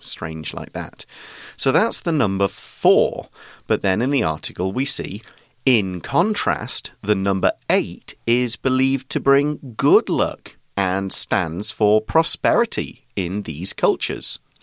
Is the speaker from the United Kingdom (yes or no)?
yes; United Kingdom; now in Taiwan; I'm British